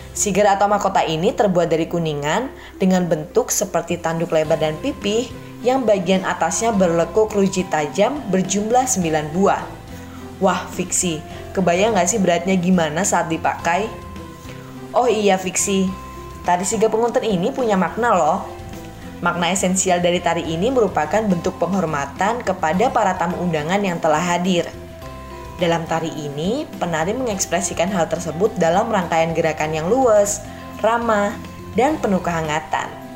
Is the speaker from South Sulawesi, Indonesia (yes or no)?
no; Lampung, Indonesia; now in Yogyakarta, Indonesia; kita berasal dari daerah Lampung yang berbeda